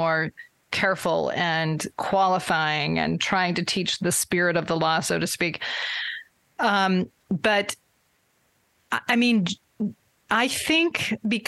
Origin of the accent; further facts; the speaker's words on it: Vermont, United States; I grew up in Vermont, where there are not many Latter-day Saints